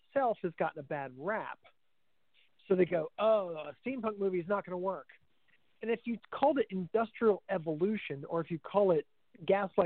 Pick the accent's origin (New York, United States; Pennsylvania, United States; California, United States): Pennsylvania, United States; I'm from Pennsylvania.